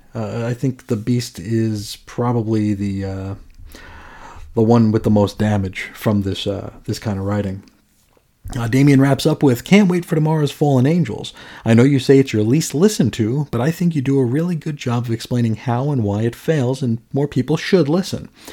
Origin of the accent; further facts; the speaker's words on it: United States; not only as an American, not only as an ignorant American, but as a willfully ignorant American.